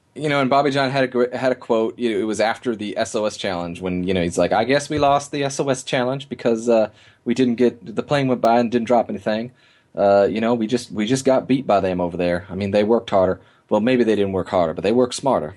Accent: Midwest, United States; as an American

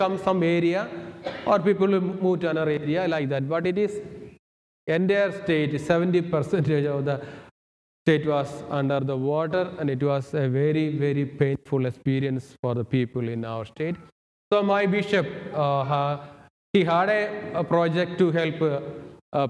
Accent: Kerala, India; moved away as an adult; also born or lived in Thibodaux, Louisiana; now in United States; I am from India, the southern part of India, Kerala.

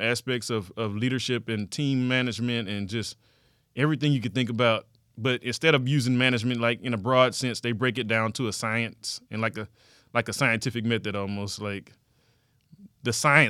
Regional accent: Fresno, Texas, United States; also born or lived in Houston, Texas; I was born in Houston, Texas. I'm a native of Houston, Texas, mm-hmm. but by the time I got to the eighth grade, my dad had moved us out to the suburbs. Hmm. And so I kind of grew up in Fresno, Texas

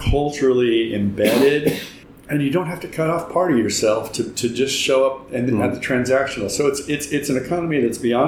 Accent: Mississippi, United States; moved away; I'm back from Mississippi

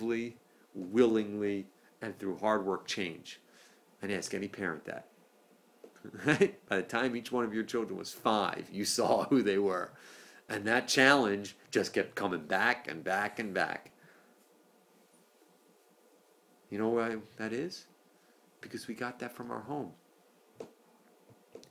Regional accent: East Coast, United States; moved away; I'm from the East Coast

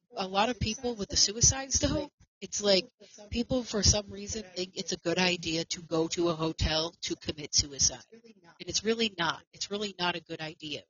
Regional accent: New York, United States; Amityville is in New York, where I am from. Um, um, and the Amityville house, the original one, is not far from my hometown.

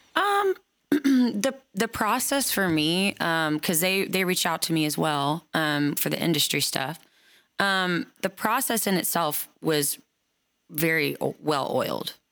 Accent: Oklahoma, United States; now in Nashville, United States; I've been brought up around Native American culture my whole life, being from Oklahoma.

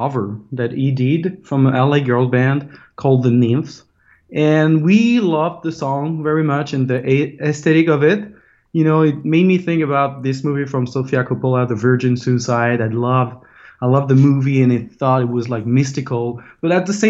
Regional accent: France; English is a second language; moved away as an adult; now in Los Angeles, United States; we are from France.

